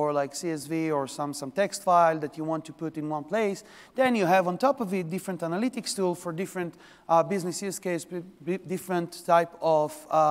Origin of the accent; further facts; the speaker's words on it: Israel; now in New York, United States; I'm from New York. Originally, I'm from Israel. This is where the accent from.